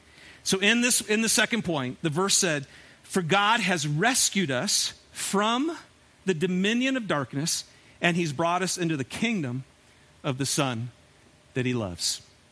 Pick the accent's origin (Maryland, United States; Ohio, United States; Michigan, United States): Michigan, United States; I'm from Michigan. And I took a group of high school kids on a week-long backpacking trip up in the Upper Peninsula of Michigan.